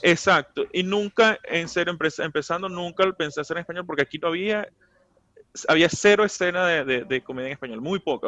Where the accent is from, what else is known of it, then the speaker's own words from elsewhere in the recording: Venezuela; now in New York, United States; vengo de allá, vivo acá, pero de que vengo de allá